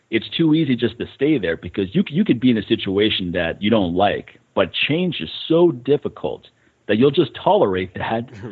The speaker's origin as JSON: {"language": "English", "region": "Montana", "country": "United States", "tie": "born or raised there", "moved": "yes", "lives_now": "Las Vegas, United States", "said": "I was stuck in a camper with my parents every summer growing up in Montana"}